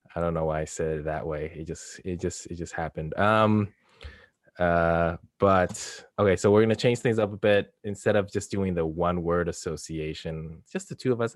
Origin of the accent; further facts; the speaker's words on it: Canada; I'm Canadian